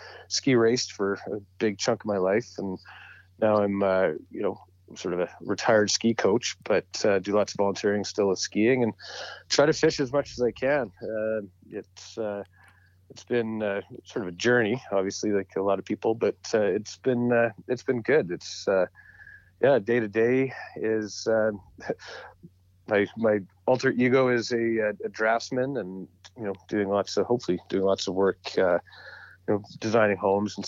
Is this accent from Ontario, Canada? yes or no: no; Edmonton, Alberta, Canada; also born or lived in Calgary; growing up in Edmonton, there's not a whole lot of opportunity that I knew of to fly fish. So when I moved back to Calgary, I was about 18